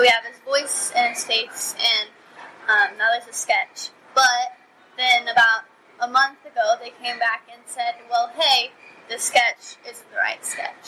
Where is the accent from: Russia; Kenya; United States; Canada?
United States; Delphi, Indiana; I'm from Delphi, Indiana